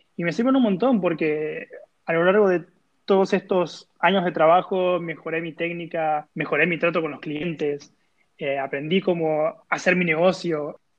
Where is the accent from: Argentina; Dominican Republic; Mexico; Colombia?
Argentina; moved away as an adult; siendo un ilustrador argentino que se va a un nuevo país